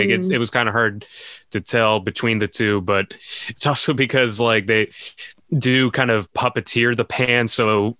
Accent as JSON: {"language": "English", "town": "Brookline", "region": "Massachusetts", "country": "United States", "tie": "born or raised there", "said": "I grew up in Brookline, which is Kennedy country and where Conan's from."}